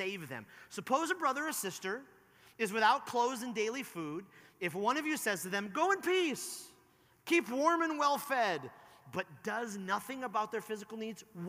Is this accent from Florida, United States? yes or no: no; Detroit, Michigan, United States; also born or lived in Chicago / Mount Pleasant, Michigan; I was born here in Detroit. I lived in the suburbs of Detroit. I moved to Chicago. And now I live in the very center of the state